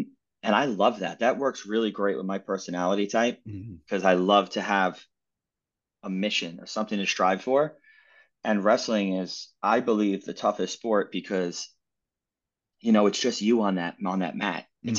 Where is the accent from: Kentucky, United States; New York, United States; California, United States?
New York, United States; I'm originally from New York. I've been all around the US, New York, LA, Las Vegas, San Francisco.